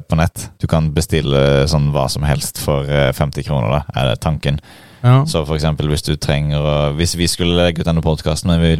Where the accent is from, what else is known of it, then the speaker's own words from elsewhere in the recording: Norway; Jeg er jo nordmann